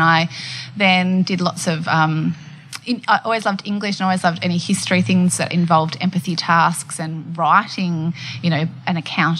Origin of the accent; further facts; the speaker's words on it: Old Bar, New South Wales, Australia; I grew up in a little town called Old Bar, which is on the mid-north coast of New South Wales, about 4 hours north of Sydney.